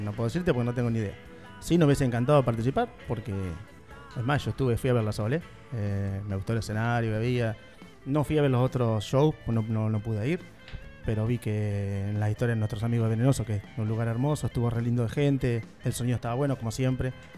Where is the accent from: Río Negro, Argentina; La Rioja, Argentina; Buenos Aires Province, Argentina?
Buenos Aires Province, Argentina; Tandil; somos una banda de 18 años de Tandil, somos parte de Tandil